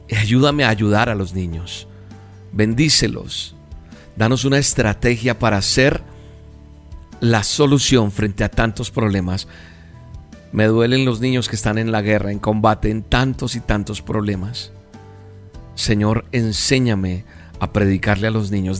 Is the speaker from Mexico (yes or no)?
no; Colombia; En mi país, en Colombia